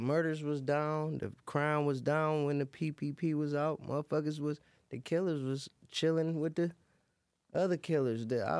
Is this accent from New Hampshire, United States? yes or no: no; Detroit, Michigan, United States; I'm really originally from the Red Zone though.